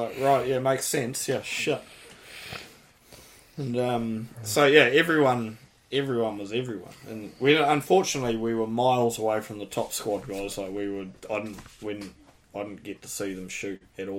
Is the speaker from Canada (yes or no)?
no; New Zealand; I'm from New Zealand.